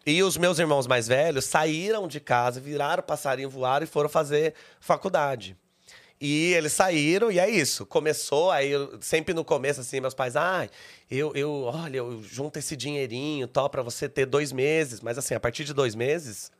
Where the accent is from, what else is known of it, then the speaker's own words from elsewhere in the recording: Caçapava, São Paulo, Brazil; moved away as an adult; now in São Paulo, Brazil; De Caçapava, hum. que é no Vale do Paraíba